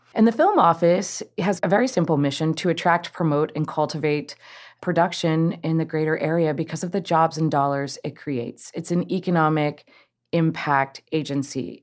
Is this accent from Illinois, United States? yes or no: no; Cincinnati, Ohio, United States; I grew up in Cincinnati and went to elementary and high school here